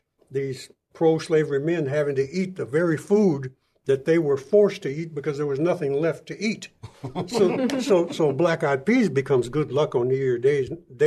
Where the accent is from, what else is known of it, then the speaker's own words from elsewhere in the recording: San Antonio, Texas, United States; I grew up in San Antonio. I was born and raised